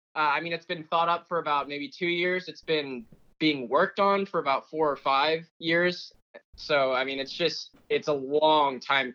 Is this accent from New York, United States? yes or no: no; Katy, Texas, United States; also born or lived in California; It's called Katy. It's where I grew up personally. I moved here from California when I was like about 12, been living in Katy ever since.